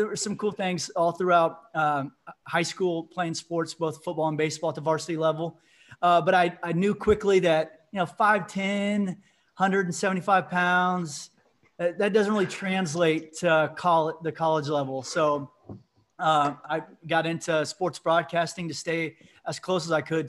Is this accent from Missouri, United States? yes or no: yes; Lee's Summit, Missouri, United States; moved away as an adult; also born or lived in Raytown, Missouri; now in Des Moines, United States; I grew up in the Kansas City metro, lived in Raytown, which is like basically right in the heart of Kansas City. Lived there until second grade, then moved out to a suburb of Lee Summit.